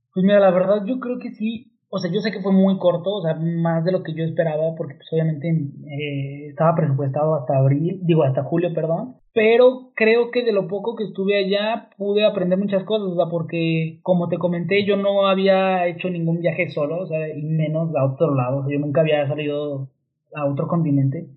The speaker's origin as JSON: {"language": "Spanish", "country": "Mexico"}